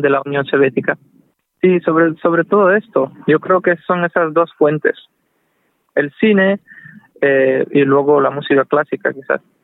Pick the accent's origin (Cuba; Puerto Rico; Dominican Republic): Cuba; Manzanillo, Granma; moved away; also born or lived in Russia; nací en Cuba, en una familia mixta, mi madre es rusa, mi padre es cubano